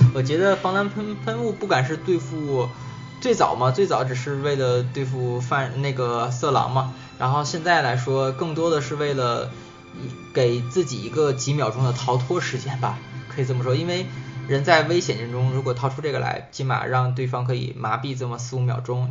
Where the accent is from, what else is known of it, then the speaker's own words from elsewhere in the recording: China; 作为中国人